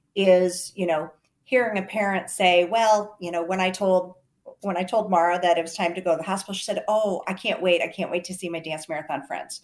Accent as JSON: {"language": "English", "town": "Garner", "region": "Iowa", "country": "United States", "said": "I'm from Garner, Iowa, North Central Iowa"}